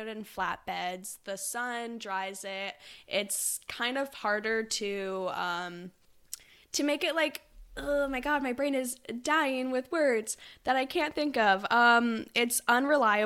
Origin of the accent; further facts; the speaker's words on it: Sooke, British Columbia, Canada; moved away; I'm from the island